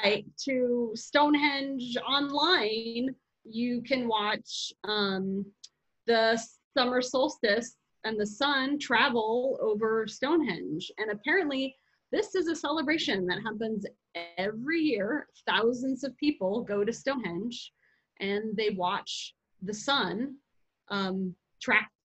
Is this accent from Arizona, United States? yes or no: yes; Arizona, United States; I grew up in Arizona